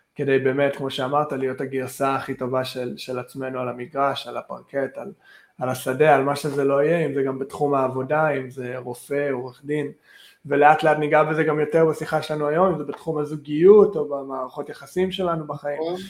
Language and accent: Hebrew; Vancouver, British Columbia, Canada; moved away as an adult; now in Israel; אני אישית מקנדה, מוונקובר